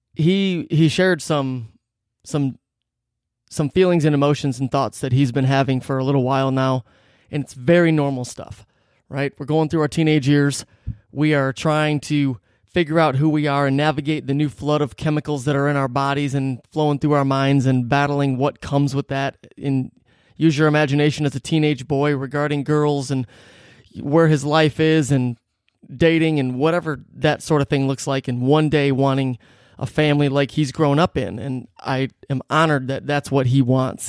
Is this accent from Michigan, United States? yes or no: yes; Detroit, Michigan, United States; growing up in Metro Detroit